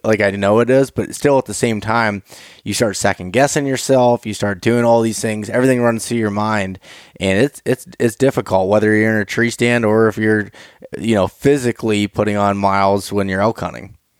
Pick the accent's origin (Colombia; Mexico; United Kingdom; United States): United States; Appalachian Mountains; also born or lived in Pittsburgh area; that's where I grew up, right in the center of it